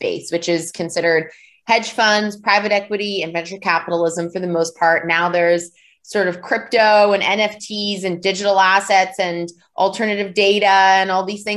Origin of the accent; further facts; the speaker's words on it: Vancouver, British Columbia, Canada; I grew up in Vancouver, Canada.